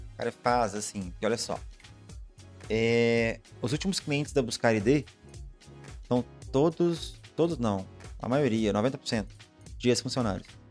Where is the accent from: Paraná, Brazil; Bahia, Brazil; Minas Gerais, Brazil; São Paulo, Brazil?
Minas Gerais, Brazil; Eu sou mineiro, na verdade